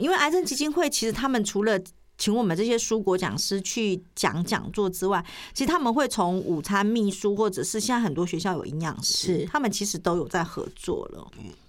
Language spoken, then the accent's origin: Chinese; Taiwan; 我们台湾人又爱美